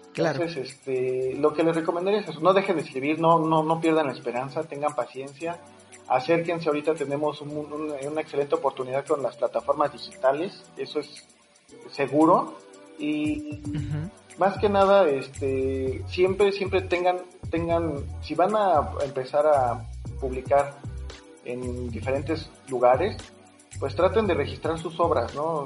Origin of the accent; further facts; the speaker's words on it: Mexico; como mexicano como paisano